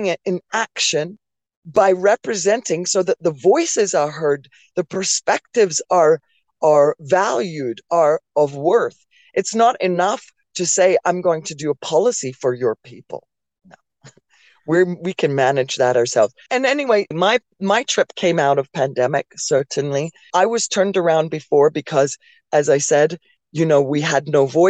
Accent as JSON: {"language": "English", "town": "Oakville", "region": "Ontario", "country": "Canada", "tie": "born or raised there", "also_born_or_lived": "London, England", "said": "I grew up in Oakville, Ontario. I moved here from London, England in 1982. I grew up in Oakville, Ontario"}